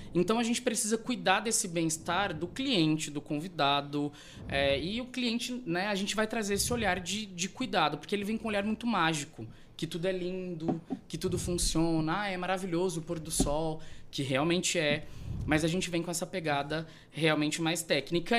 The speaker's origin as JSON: {"language": "Portuguese", "town": "Rondonópolis", "region": "Mato Grosso", "country": "Brazil", "tie": "born or raised there", "said": "Eu sou de Rondonópolis, a minha família é daqui. Uhum. Eu fui nascido, criado, me fiz a minha primeira faculdade aqui"}